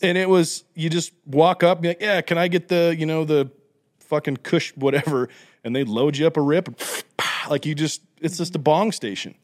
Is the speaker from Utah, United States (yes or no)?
yes; Utah, United States; I'm from Utah